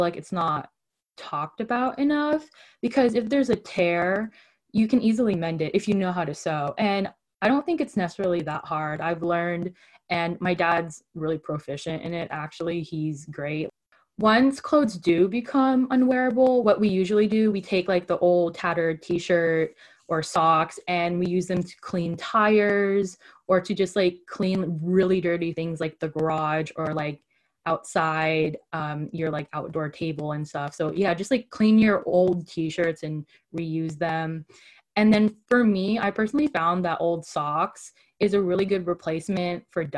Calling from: California, United States; I'm calling from the Bay Area, California.

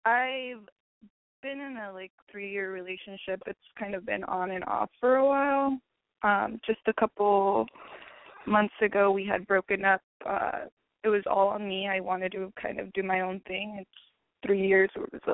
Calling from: Riverside, California, United States

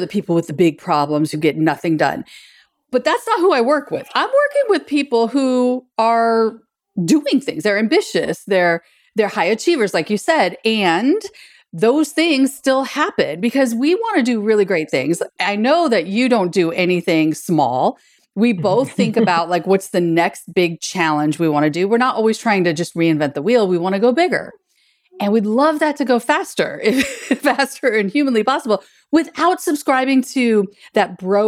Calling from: Birmingham, Alabama, United States; today I'm calling in from Birmingham, Alabama

